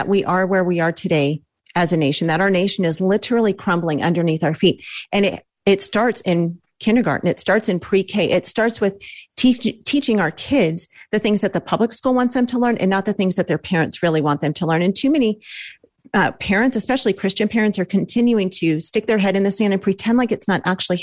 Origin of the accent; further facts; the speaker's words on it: Los Angeles, California, United States; We're from Los Angeles